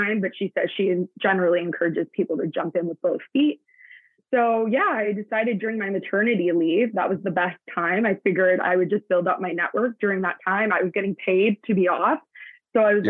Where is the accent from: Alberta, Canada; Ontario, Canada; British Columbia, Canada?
Ontario, Canada; Hamilton; now in Brantford, Canada; I was born and raised in Hamilton, Ontario